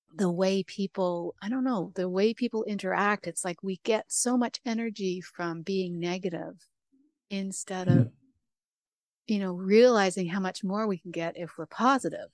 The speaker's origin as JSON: {"language": "English", "country": "Canada", "said": "I'm from Canada"}